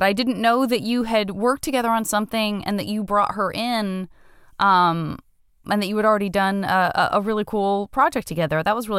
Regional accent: Arizona, United States; moved away; I'm from Arizona

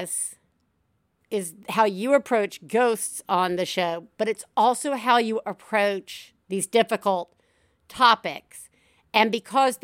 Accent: the South, United States; I am from the South and I grew up with ghosts

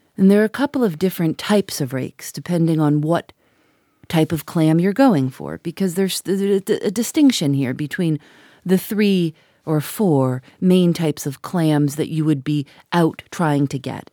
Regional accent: Chicago, Illinois, United States; I grew up in Chicago

